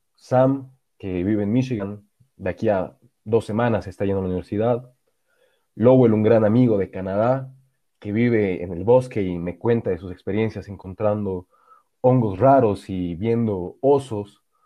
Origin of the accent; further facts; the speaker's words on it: Bolivia; also born or lived in Bavaria, Germany; me preguntaba de dónde era. Yo respondía de Bolivia